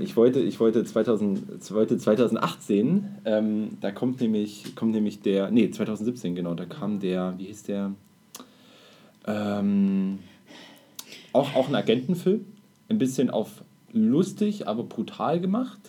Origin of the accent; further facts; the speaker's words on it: Germany; als Deutscher